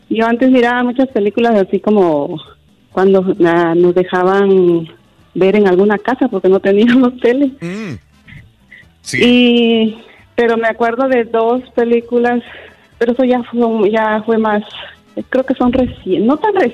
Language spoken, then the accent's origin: Spanish; Guatemala; now in San Antonio, United States; yo soy de Guatemala.